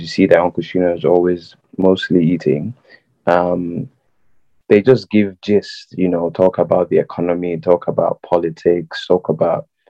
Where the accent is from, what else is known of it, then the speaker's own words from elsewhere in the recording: Lagos, Nigeria; I'm from Lagos State